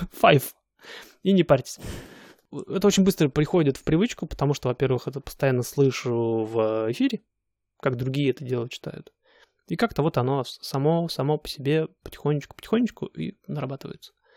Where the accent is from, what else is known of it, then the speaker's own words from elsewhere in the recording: Siberia, Russia; moved away as an adult; я же из Сибири